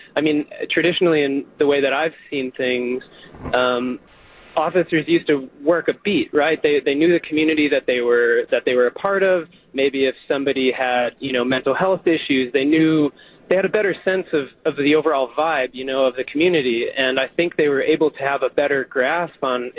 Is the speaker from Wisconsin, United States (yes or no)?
yes; Oconomowoc, Wisconsin, United States; I'm from Oconomowoc